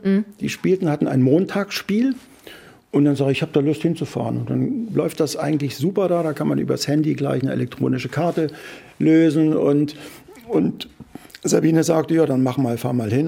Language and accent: German; Dresden, Saxony, Germany; moved away as an adult; also born or lived in Trier / Hamburg; now in Kiel, Germany; ich bin ja in Dresden geboren. Mhm und ähm, habe da auch äh, meine Jugend verbracht